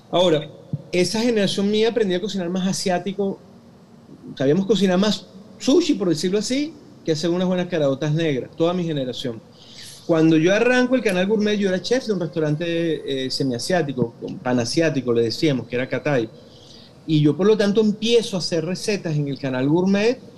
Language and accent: Spanish; Venezuela; Yo, aunque sea venezolano, porque claro, madre hindú, todo el cuento, pero soy venezolano. Es decir, yo me crié chiquitito comiendo, te lo juro, no, es mentira, eh, arepa de chigüire porque mi papá hacía arepa de chigüire los fines de semana, mi papá es llanero.